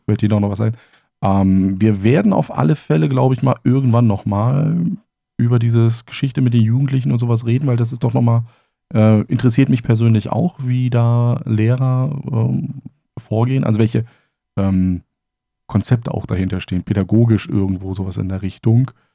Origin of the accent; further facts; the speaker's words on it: Germany; meine Kindheit in der DDR